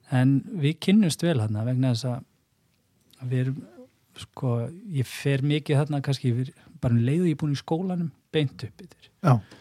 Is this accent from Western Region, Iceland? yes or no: no; Seljahverfi, Capital Region, Iceland; also born or lived in Snæfellsnes / Mýrar; ég er alveg upp í uh, eh, selugverðinu bara í í því sem að já á þeim tíma var mjög líflegt